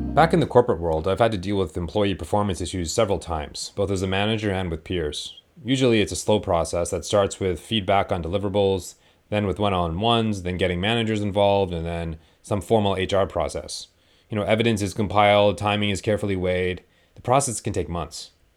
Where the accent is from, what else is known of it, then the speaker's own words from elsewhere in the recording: Canada; We're both Canadian